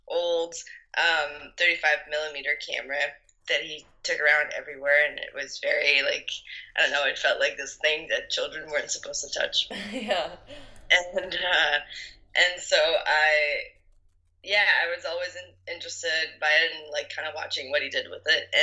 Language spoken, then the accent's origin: English; north of Belgium, Belgium; I am 25 years old and I am from Belgium. I um, grew up on the countryside in the north of Belgium